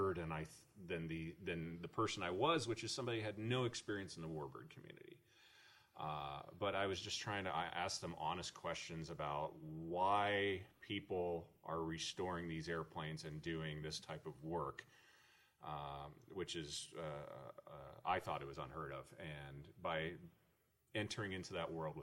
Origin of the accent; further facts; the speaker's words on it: Cleveland, Ohio, United States; growing up in Cleveland